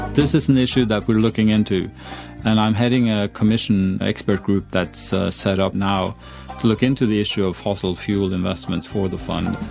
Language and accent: English; Sweden; now in Norway; I was born in Sweden, but I'm glad I live in Norway